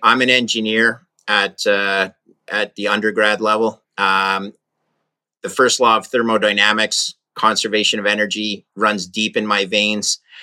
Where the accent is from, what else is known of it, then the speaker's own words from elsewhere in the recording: Canada; I'm a Canadian, but I'm in Maine right now.